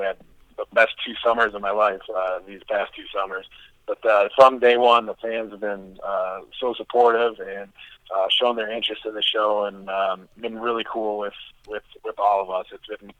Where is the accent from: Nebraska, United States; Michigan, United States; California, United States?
Michigan, United States; Detroit; I'm from Detroit area